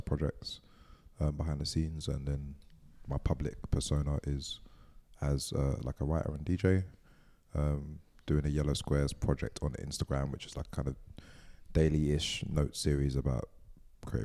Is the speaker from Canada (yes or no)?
no; London, United Kingdom; I'm from East London. I grew up listening to pirate radio